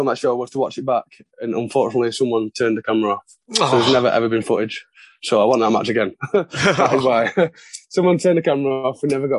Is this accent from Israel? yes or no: no; Blackpool, North West England, United Kingdom; Blackpool, in my hometown